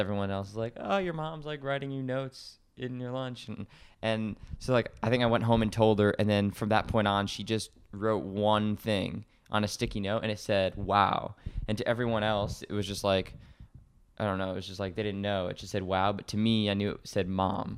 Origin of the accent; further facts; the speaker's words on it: Connecticut, United States; I live in Connecticut, it's where I was born and raised